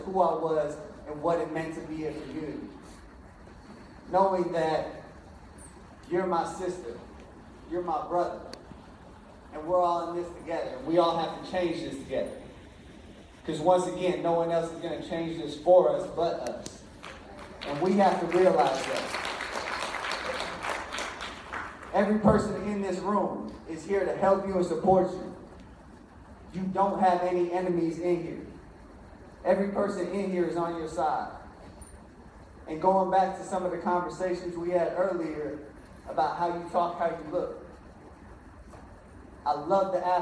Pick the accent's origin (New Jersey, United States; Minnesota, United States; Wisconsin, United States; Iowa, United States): Wisconsin, United States; Milwaukee; born or raised there